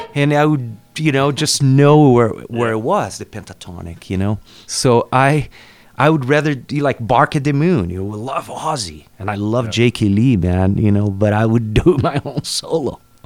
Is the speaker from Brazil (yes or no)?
yes; Cambará, Paraná, Brazil; English is a second language; moved away; I grew up in Cambará, which is in the south of Brazil, in the state called Paraná. Small town.